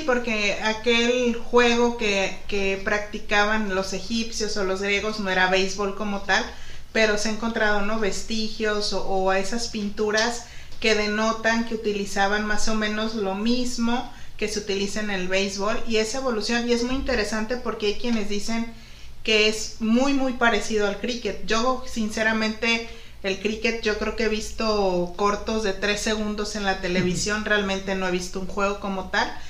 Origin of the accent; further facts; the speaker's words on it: Guadalajara, Jalisco, Mexico; moved away as an adult; now in Ensenada, Mexico; yo soy de Guadalajara, Jalisco y, y pues realmente en la familia donde yo me crié